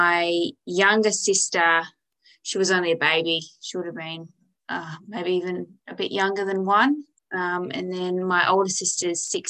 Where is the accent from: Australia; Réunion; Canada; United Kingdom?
Australia; West Kimberley, Western Australia; I grew up on Calyeda Station. My parents bought Calyeda when I was about six, so we moved out here then